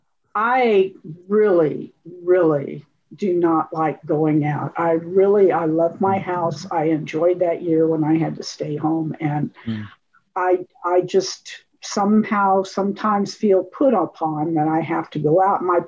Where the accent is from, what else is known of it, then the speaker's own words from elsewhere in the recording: Champaign, Illinois, United States; now in Lawrence, United States; I grew up in Champaign, Illinois